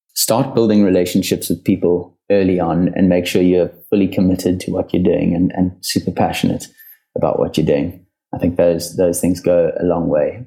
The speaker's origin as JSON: {"language": "English", "country": "South Africa", "tie": "born or raised there", "said": "I grew up in South Africa."}